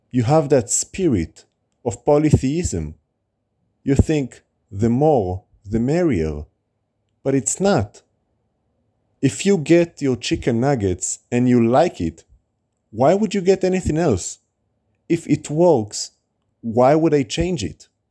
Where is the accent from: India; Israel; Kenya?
Israel; moved away; also born or lived in United States; When I grew up in Israel, when I moved to America, and now back in Israel.